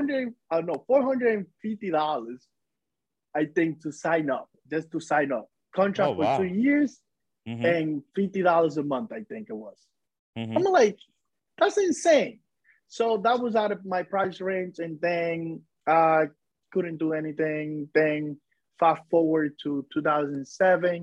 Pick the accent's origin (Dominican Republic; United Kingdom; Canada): Dominican Republic; now in New Jersey, United States; I was born in the Dominican Republic, like in the countryside of the Dominican Republic